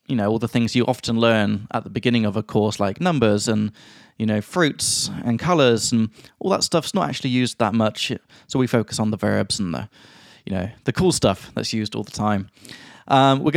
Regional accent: Chile; now in Prague, Czech Republic; from Chile.

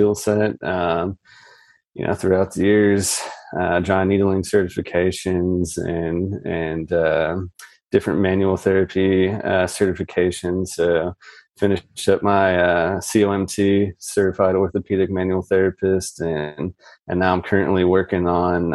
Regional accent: Jefferson, Ohio, United States; also born or lived in Toledo, Ohio; I'm a Northeast Ohio native. I grew up in Jefferson, way out far east there

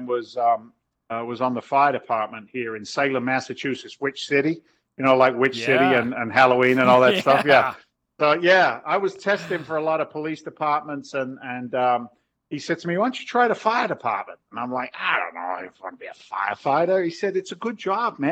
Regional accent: South East England, United Kingdom; moved away as an adult; also born or lived in London; now in Boston, United States; I was born in London, raised in the south of England.

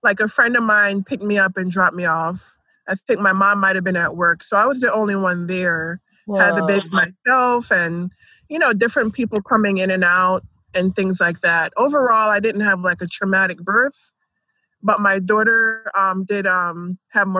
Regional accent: Philadelphia, Pennsylvania, United States; moved away as an adult; also born or lived in Jamaica / Boulder; now in Atlanta, United States; I grew up in Philadelphia

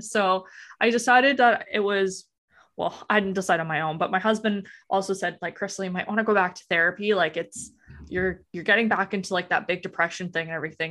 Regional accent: Alberta, Canada; moved away as an adult; now in Ontario, Canada; I'm originally from Alberta

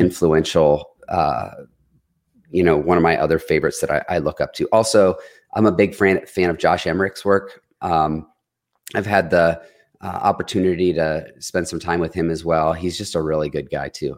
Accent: Detroit, Michigan, United States; now in Columbus, United States; I had a lot of influence from growing up in Detroit

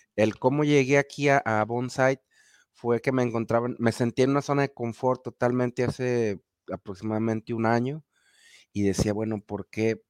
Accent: Guadalajara, Jalisco, Mexico; de México, de la ciudad de Guadalajara, Jalisco, para el occidente de la República Mexicana

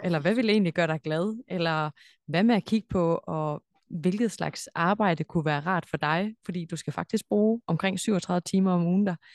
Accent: Denmark; moved away; der, hvor jeg kommer fra, altså Danmark

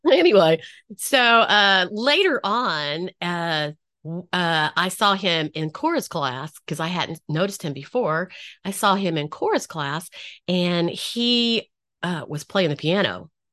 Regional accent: North Carolina, United States; I grew up in North Carolina.

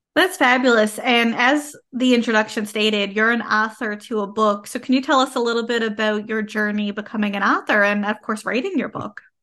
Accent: Canada; I am a Canadian social worker

